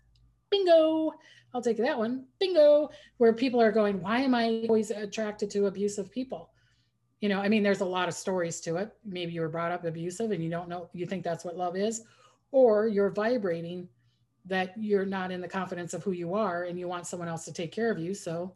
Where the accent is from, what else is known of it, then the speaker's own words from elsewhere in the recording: New Zealand; born there; My mom is from Holland. I was born in New Zealand, but I have an aunt in New Zealand.